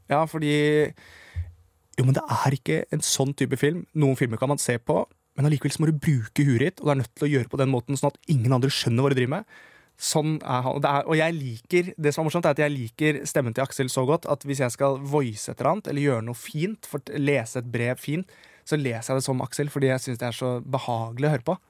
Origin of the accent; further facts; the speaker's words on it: Siggerud, Akershus, Norway; da var jeg jo hjemme på Sigrud